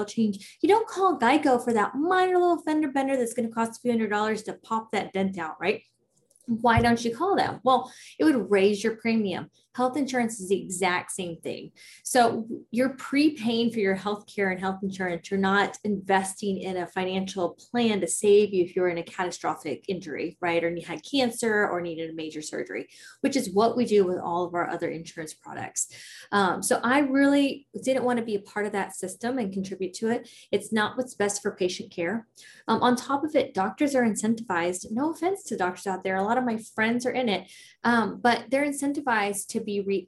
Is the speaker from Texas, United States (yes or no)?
yes; Prosper, Texas, United States; I grew up in a small little town called Prosper